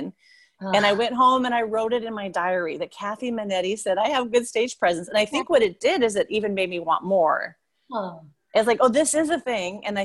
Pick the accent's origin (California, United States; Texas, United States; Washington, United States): Washington, United States; Puyallup; now in Seattle, United States; I grew up in Puyallup. I live in Seattle now, but I grew up in Puyallup.